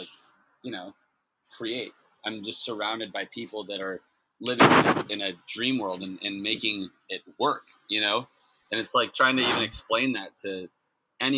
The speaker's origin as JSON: {"language": "English", "town": "Santa Barbara", "region": "California", "country": "United States", "lives_now": "Los Angeles, United States", "said": "I'm from Santa Barbara"}